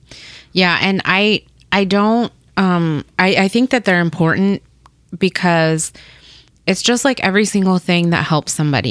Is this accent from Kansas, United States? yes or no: yes; Topeka, Kansas, United States; English is a second language; also born or lived in Paraguay / Burlingame, Kansas; now in Kansas City, United States; we lived we lived in Burlingame for about a year. Then we moved and we grew up in Topeka, Kansas